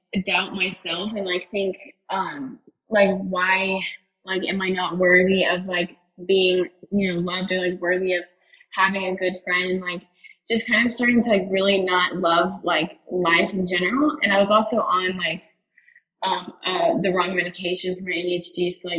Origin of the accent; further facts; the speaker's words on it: Greenville, South Carolina, United States; I'm from Greenville, South Carolina